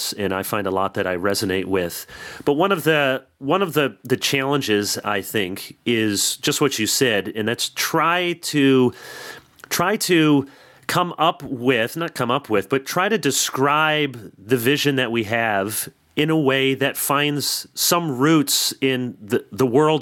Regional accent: Michigan, United States; And I'm from Michigan, and I pastored around Michigan State.

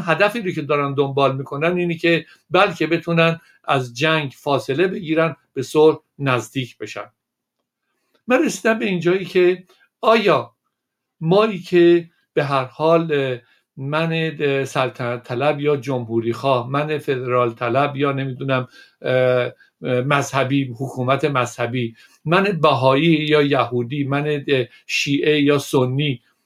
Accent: Iran; من به عنوان یک ایرانی

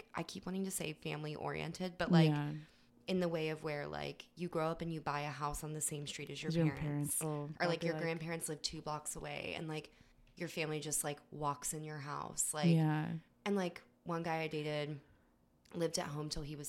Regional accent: United States; moved away as an adult; also born or lived in Glasgow, Scotland; I was born in America.

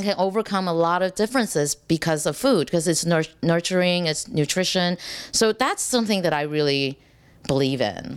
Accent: Texas, United States; I'm from Texas

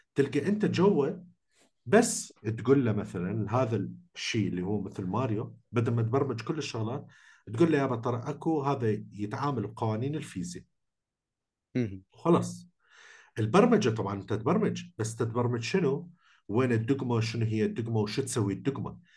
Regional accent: Iraq; احنا عراقيين

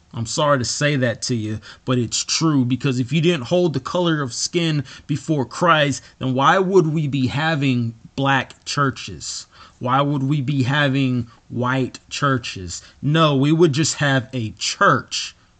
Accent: United States; I am an American.

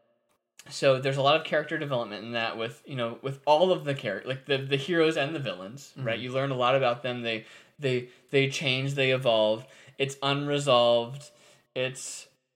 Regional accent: Chicago, Illinois, United States; I grew up in Chicago when Jordan was like in his peak.

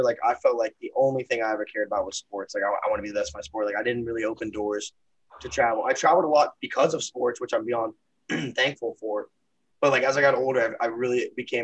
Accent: Tampa, Florida, United States; moved away; I'm from Tampa, which is very culturally diverse, which I didn't appreciate being from Tampa until I left Tampa

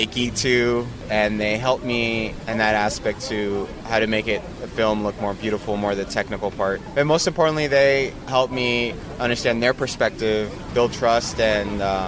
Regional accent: Mexico; Most of the time, I'm the first Mexican they meet.

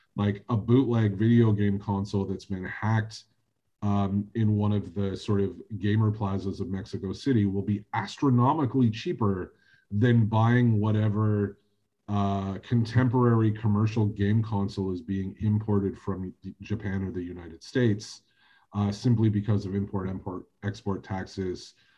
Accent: Canada; as a Canadian

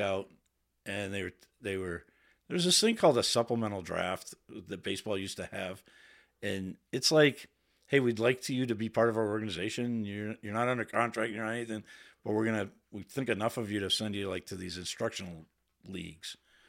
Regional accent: Waltham, Massachusetts, United States; We were called Hawkers because we were the Hawkers. Waltham Hawks. I grew up in Waltham.

